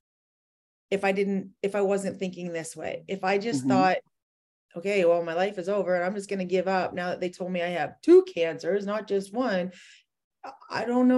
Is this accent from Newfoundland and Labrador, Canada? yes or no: no; Edmonton, Alberta, Canada; I'm from Edmonton, Alberta, Canada.